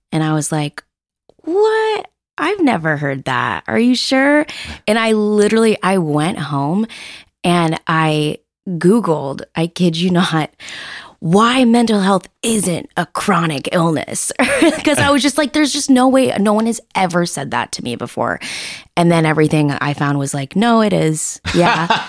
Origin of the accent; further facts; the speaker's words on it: Seattle, Washington, United States; I'm born and raised in Seattle.